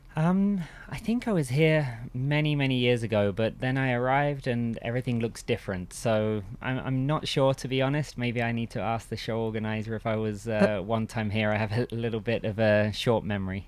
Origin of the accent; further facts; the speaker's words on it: Bishop's Stortford, East of England, United Kingdom; I grew up in England. Um, actually, pretty much in the same village where I am now, um, which is Bishop Stortford, next to Stansted Airport